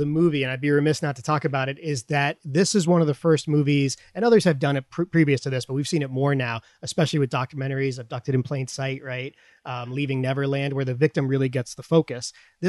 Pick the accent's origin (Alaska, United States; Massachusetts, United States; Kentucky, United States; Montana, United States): Massachusetts, United States; Boston; I grew up right around Boston, and I have lots of relatives, mostly from Dorchester.